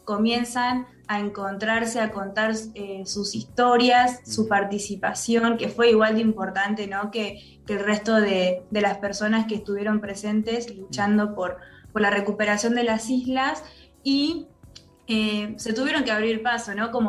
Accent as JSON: {"language": "Spanish", "country": "Argentina", "said": "creo que la causa de Malvinas es algo que como argentinos y argentinas, más allá de opiniones y diferencias que tengamos"}